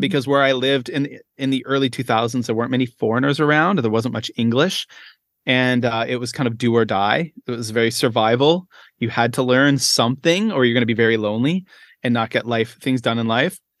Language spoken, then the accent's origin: English; Canada; moved away as an adult; now in Shenzhen, China; I am a Canadian, uh, primary school educator